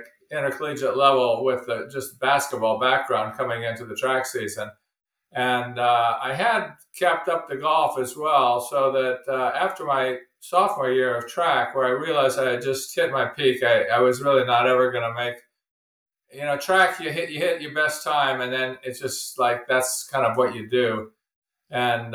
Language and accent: English; Oakland, California, United States; I grew up in Oakland, which is right next to Berkeley